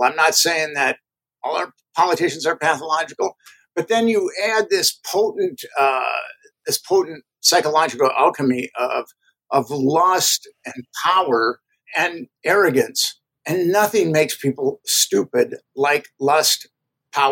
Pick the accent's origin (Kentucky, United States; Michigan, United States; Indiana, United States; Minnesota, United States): Minnesota, United States; Minneapolis; moved away; I'm from Minneapolis, and I go home probably once or twice. About once every year or so